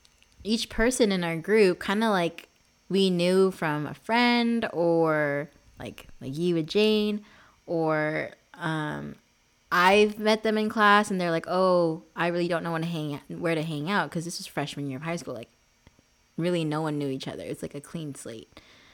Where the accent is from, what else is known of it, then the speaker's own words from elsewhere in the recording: Philippines; That's like one of the main things that we bonded over at first was being Filipino.